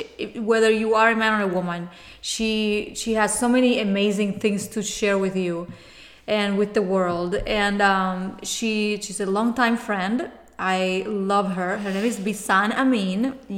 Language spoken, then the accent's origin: English; Cuba; English is a second language; moved away; because I know when I came from Cuba 20 years ago, the first year was very, very rough for me.